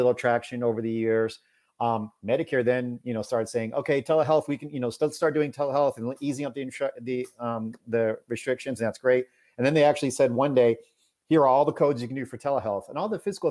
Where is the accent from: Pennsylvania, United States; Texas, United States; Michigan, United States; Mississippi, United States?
Texas, United States; Houston; I'm from Houston